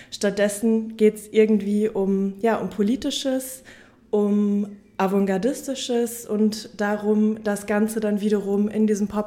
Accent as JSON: {"language": "German", "town": "Münster", "region": "North Rhine-Westphalia", "country": "Germany", "said": "ich komme aus Münster"}